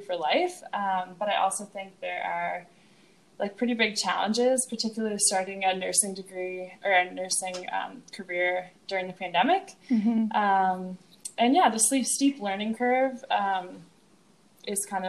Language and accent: English; Halifax, Nova Scotia, Canada; I'm from Halifax.